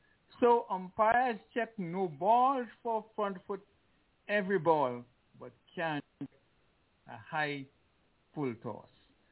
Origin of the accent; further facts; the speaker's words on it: Liberta, Saint Paul, Antigua & Barbuda; born there; You know, I was born in Liberta.